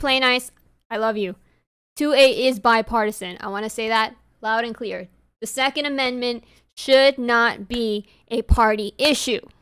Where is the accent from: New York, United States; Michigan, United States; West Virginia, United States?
New York, United States; accent: New York; my New York accent